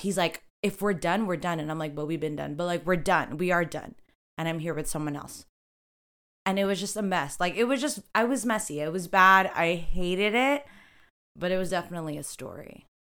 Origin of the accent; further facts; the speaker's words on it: Toronto, Ontario, Canada; I'm also from Rexdale